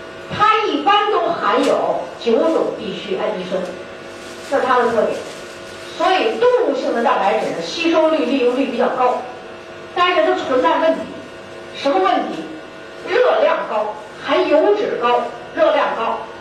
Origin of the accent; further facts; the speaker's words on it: China; 我们中国人